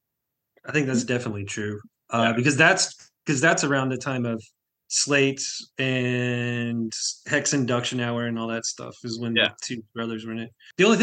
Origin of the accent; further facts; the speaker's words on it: Southeast Kansas, United States; where I grew up in Southeast Kansas